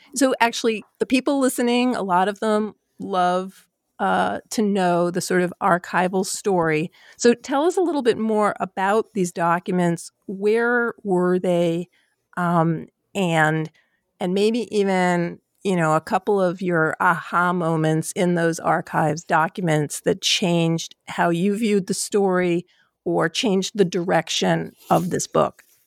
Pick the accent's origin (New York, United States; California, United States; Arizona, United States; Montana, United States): New York, United States; New York City; I am from New York, I'm from Queens